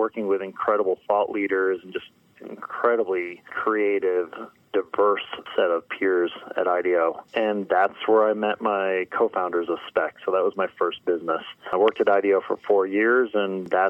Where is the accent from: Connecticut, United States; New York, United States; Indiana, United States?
Connecticut, United States; moved away as an adult; also born or lived in California; I grew up in the East Coast in Connecticut.